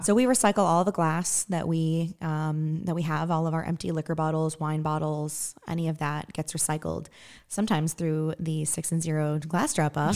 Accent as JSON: {"language": "English", "region": "Western Massachusetts", "country": "United States", "moved": "as an adult", "lives_now": "Evansville, United States", "said": "I'm originally from Western Massachusetts"}